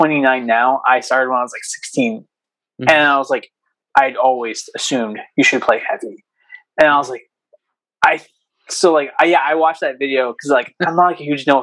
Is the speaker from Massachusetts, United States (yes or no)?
no; Southern Maine, United States; I live in Southern Maine, our new singer, actually, I live with our new singer, Dylan. So we now live in the same house, but we're both from Southern Maine